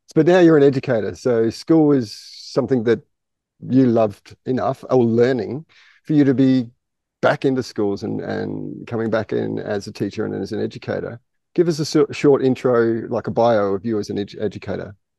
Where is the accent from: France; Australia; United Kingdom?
Australia; I'm Australian